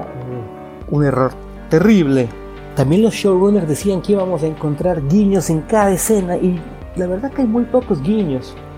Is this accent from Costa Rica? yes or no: no; Ecuador; Yo llevo la comunidad de zombies en mi país, Ecuador